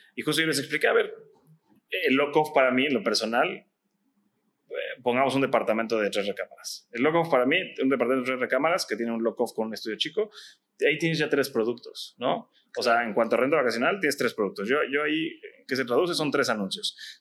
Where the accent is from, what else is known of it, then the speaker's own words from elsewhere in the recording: Mexico; como mexicanos